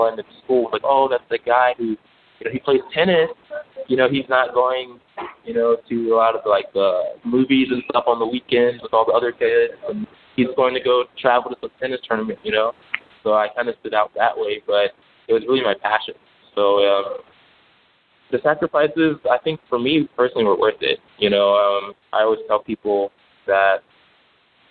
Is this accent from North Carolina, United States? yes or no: yes; Greensboro, North Carolina, United States; moved away as an adult; also born or lived in Louisville, Kentucky; I grew up in Greensboro, North Carolina